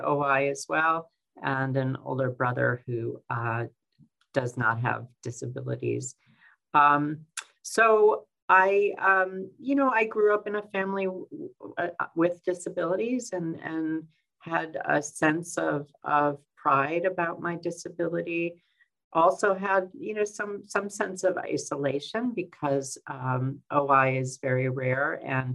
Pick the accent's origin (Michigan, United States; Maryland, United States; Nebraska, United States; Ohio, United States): Michigan, United States; Detroit; I was born in 1964 in Detroit, Michigan, in a suburb of Detroit, Michigan